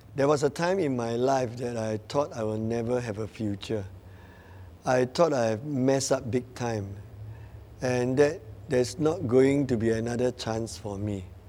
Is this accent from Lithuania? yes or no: no; Batu Pahat, Johor, Malaysia; now in Johor Bahru, Malaysia; I'm originally from Batu Pahat